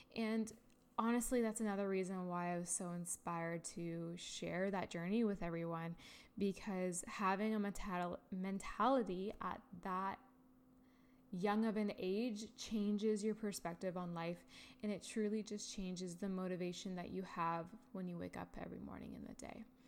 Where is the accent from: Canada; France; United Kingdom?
Canada; Ontario; I am from Canada, Ontario, and I've been living here my entire life.